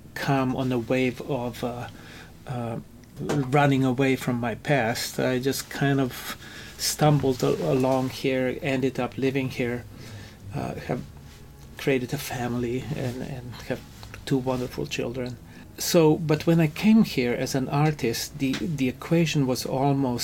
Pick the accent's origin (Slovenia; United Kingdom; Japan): Slovenia; Ljubljana; moved away as an adult; also born or lived in New York; now in United States; Growing up in Europe, in the city where I grew up, it's a fantastic architectural gem. Which city? It's called Ljubljana. It's the capital of Slovenia.